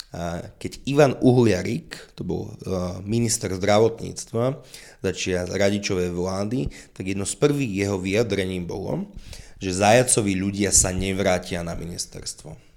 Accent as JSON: {"language": "Slovak", "town": "Levoča", "region": "Prešov Region", "country": "Slovakia", "said": "ja opäť som z Levoča"}